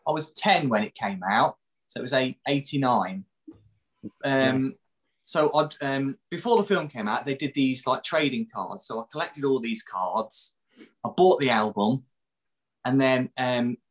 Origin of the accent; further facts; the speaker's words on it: Hinckley, East Midlands, United Kingdom; moved away; also born or lived in Cheltenham; I was brought up in Hinckley, where we're living now